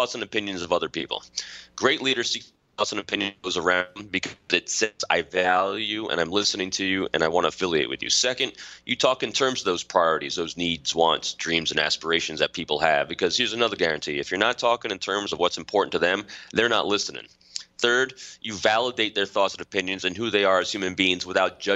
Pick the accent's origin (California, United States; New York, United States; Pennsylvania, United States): New York, United States; Putnam County; moved away as an adult; also born or lived in Manhattan, New York / Virginia Beach, Virginia; I was born in Manhattan, grew up in Putnam County. I'm a local guy.